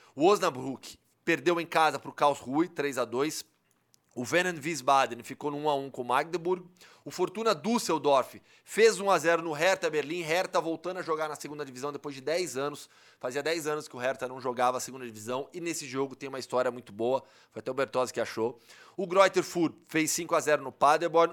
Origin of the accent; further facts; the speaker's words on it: Brazil; eu sou do Brasil